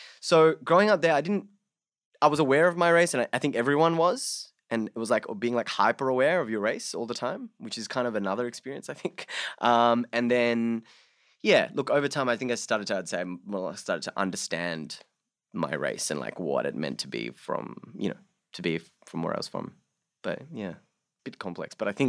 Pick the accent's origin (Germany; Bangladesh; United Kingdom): Bangladesh; So I'm my parents are of Hindu background, so that, you know, growing up in Bangladesh, I was also a minority.